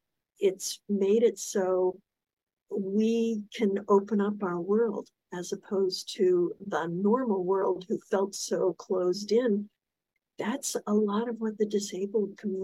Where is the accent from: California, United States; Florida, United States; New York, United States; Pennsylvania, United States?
Florida, United States; South; also born or lived in Pensacola Beach; I grew up in South Florida